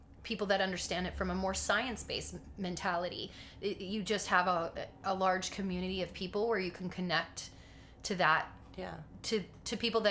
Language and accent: English; Texas, United States; I grew up in Texas, which was the Bible Belt